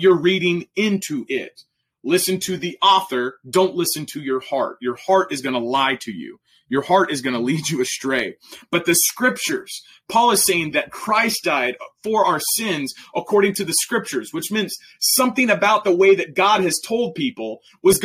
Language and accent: English; Oklahoma, United States; I'm from Oklahoma